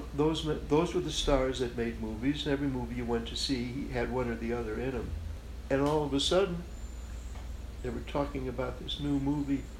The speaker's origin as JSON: {"language": "English", "town": "Chicago", "region": "Illinois", "country": "United States", "tie": "born or raised there", "said": "the way I grew up in Chicago, on the west side of Chicago"}